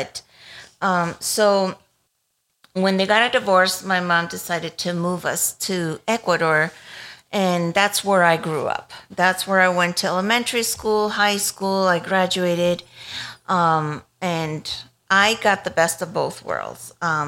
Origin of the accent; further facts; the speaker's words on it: Savannah, Georgia, United States; born there; I was born in Savannah, Georgia, in the U.S., not Russia.